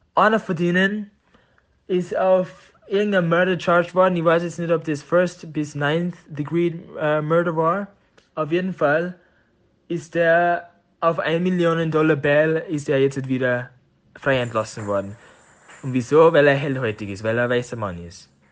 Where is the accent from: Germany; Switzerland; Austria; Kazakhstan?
Austria; Tyrol; accent: Tiroler Dialekt; moved away as an adult; also born or lived in United States; meinem Tiroler Dialekt. Da habe ich halt eine lange Zeit verbracht